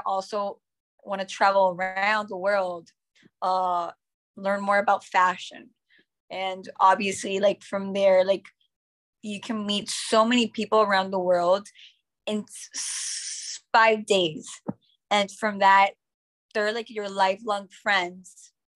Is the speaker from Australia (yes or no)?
no; Nicaragua; first language English; also born or lived in United States; I've been my whole life here in Nicaragua in an American school